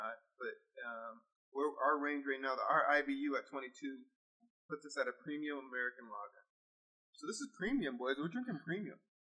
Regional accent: Windsor, Ontario, Canada; also born or lived in LaSalle, Ontario; I'm from Windsor, and people claim I'm from the state

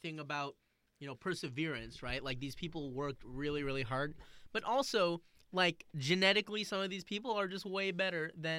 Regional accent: San Francisco, California, United States; I'm from San Francisco. I live near the Warriors.

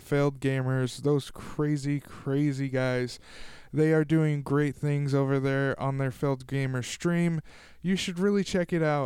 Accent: Tulare, California, United States; my hometown of Tulare, California

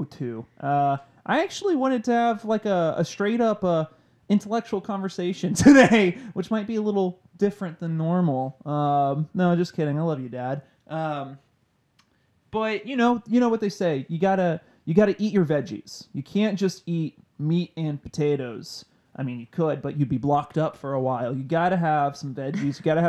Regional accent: Waxahachie, Texas, United States; when I was growing up in Waxahachie

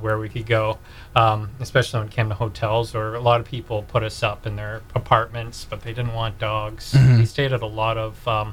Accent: Comox, British Columbia, Canada; moved away; also born or lived in Nanaimo; I grew up in Comox

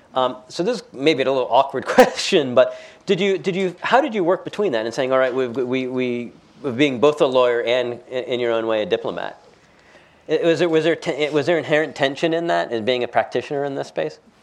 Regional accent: United States; as an American

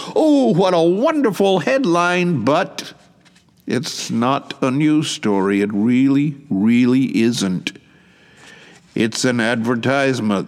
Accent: Georgia, United States; now in Shizuoka, Japan; My home state being Georgia

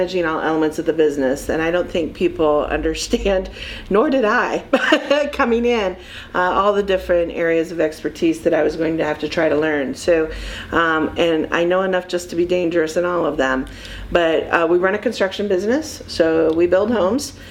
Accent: Findlay, Ohio, United States; moved away; also born or lived in Michigan; This Findlay's my hometown. I was gone for almost 30 years and working and living in Michigan, and I'm just really grateful to be back home

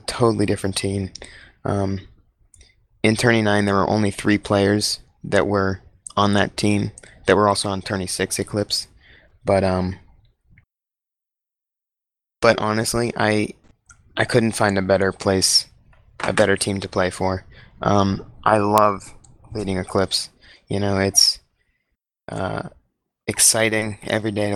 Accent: United States; I'm from the United States of America.

